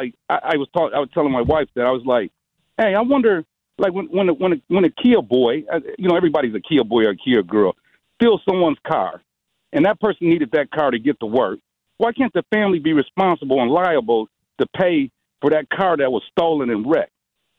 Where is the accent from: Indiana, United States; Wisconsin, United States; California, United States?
Wisconsin, United States; Milwaukee; I grew up in St. Charles Boys Home. When I turned 17 and got out of St. Charles Boys Home, I changed my path.